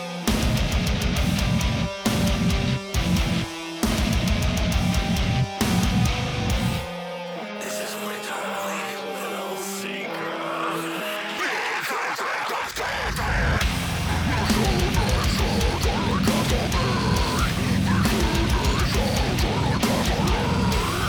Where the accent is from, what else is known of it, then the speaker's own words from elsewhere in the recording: Boston, Massachusetts, United States; accent: Boston; my Boston accent